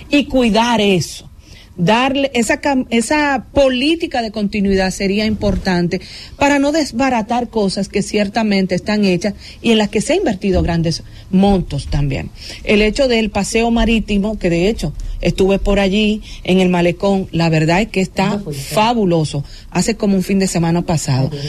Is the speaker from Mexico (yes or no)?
no; Dominican Republic; Y yo quisiera, como dominicana, como periodista, como comunicadora